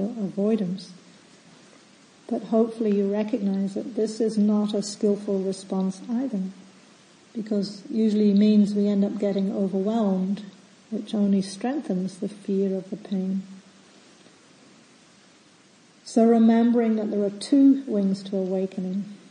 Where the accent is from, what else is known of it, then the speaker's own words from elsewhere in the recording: Scotland, United Kingdom; moved away; being a kid and growing up in Scotland at the time